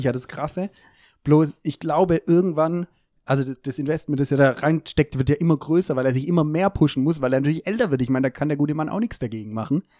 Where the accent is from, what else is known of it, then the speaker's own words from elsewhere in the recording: Germany; wie ich natürlich als, äh, Deutscher bin